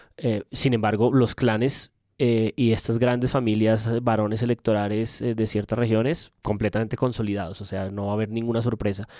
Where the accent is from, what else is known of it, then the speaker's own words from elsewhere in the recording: Bogotá, Colombia; Como maldito bogotano